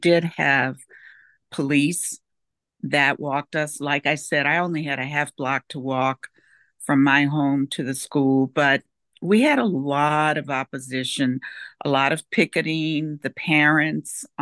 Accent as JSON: {"language": "English", "town": "New Orleans", "region": "Louisiana", "country": "United States", "tie": "born or raised there", "also_born_or_lived": "California / Puerto Rico", "moved": "yes", "lives_now": "Virginia, United States", "said": "I grew up in New Orleans, and I'm 72, so that tells you that I grew up in the 50s and the 60s"}